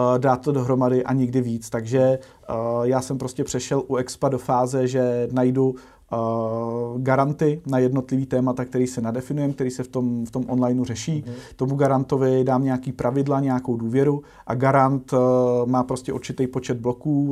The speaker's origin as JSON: {"language": "Czech", "country": "Czechia", "said": "aby jsme jako Češi"}